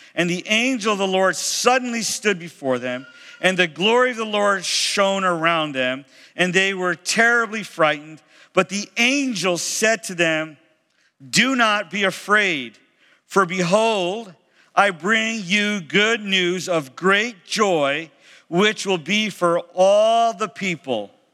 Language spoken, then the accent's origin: English; Sarasota, Florida, United States; I'm from Sarasota, and uh, uh, originally in my home church